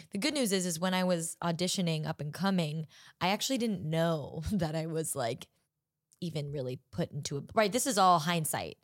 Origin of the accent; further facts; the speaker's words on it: Orange County, California, United States; I am from Orange County